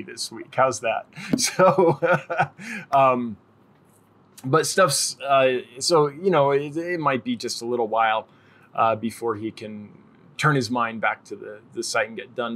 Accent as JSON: {"language": "English", "region": "California", "country": "United States", "said": "I'm from California"}